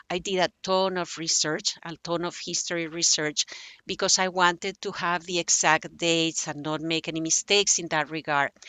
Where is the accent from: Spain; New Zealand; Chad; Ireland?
Spain; Barcelona, Catalonia; English is a second language; spain has four languages I was from Barcelona. Barcelona, uh, native language is Catalan, but it was mm-hmm. forbidden. So I couldn't actually even learn Catalan, you know, to write it and to and to read it until I was 19.